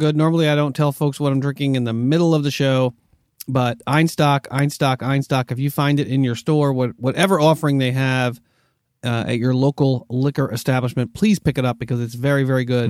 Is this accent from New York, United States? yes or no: yes; New York, United States; my New York Jets, from my home state